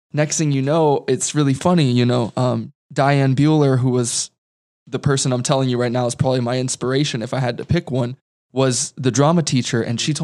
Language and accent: English; Las Vegas, Nevada, United States; I'm born and raised right here in Las Vegas, Nevada.